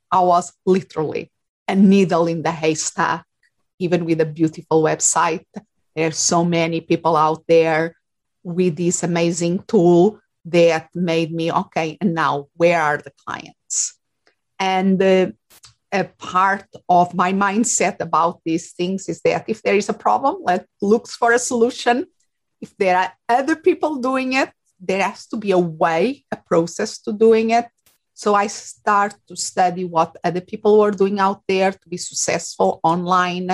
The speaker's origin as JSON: {"language": "English", "country": "Portugal", "tie": "born or raised there", "also_born_or_lived": "England / Spain", "second_language": "English", "moved": "as an adult", "lives_now": "Phoenix, United States"}